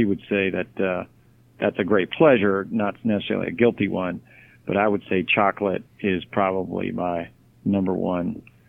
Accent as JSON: {"language": "English", "country": "Japan", "tie": "born there", "also_born_or_lived": "Texas / Maryland / Florida / North Carolina", "said": "I was born in Japan, and Texas, Maryland, then Florida, North Carolina, back to Maryland, back to Florida, then to Virginia."}